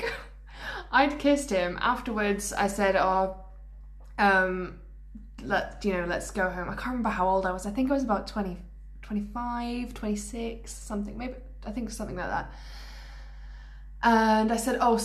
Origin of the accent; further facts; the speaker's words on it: Wales, United Kingdom; growing up in Wales